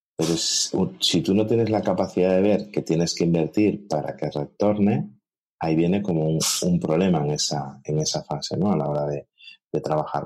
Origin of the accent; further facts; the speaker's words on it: Galicia, Spain; como buen gallego